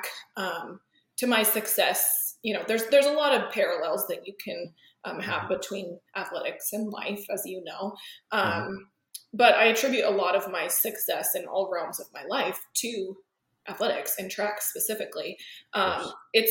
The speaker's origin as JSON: {"language": "English", "town": "Sheridan", "region": "Wyoming", "country": "United States", "tie": "born or raised there", "also_born_or_lived": "Laramie, Wyoming", "moved": "as an adult", "lives_now": "Dallas, United States", "said": "I'm from Wyoming. I grew up in Sheridan, Wyoming"}